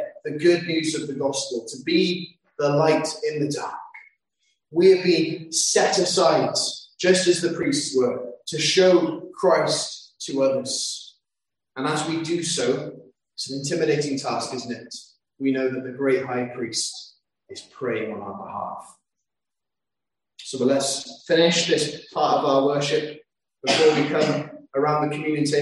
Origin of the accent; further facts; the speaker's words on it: London, United Kingdom; I grew up in London